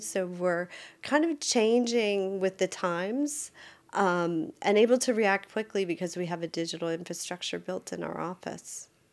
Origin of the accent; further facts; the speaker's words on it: Wisconsin, United States; moved away as an adult; now in Maryland, United States; I was born and raised in Wisconsin, but I have lived in Maryland half of my life.